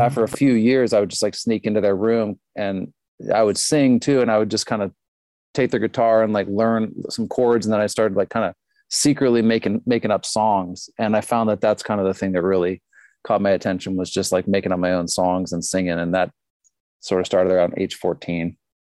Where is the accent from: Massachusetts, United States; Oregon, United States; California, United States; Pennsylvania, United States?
Pennsylvania, United States; Pittsburgh; moved away as an adult; also born or lived in Honolulu; now in Minneapolis, United States; I grew up in Pittsburgh